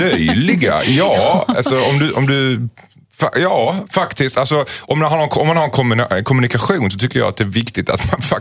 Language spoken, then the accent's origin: Swedish; Skåne, Sweden; som skåning så är jag ganska utsatt för det kan jag säga.